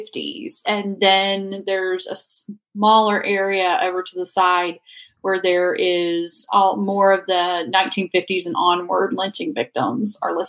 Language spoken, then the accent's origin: English; Gadsden, Alabama, United States; moved away as an adult; now in Mississippi, United States; I grew up in Alabama, lived in Mississippi for about 15, 16 years now.